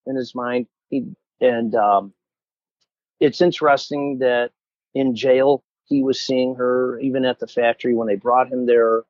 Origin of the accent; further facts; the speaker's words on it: Chicago, Illinois, United States; I'm a Chicagoan. I like sausage.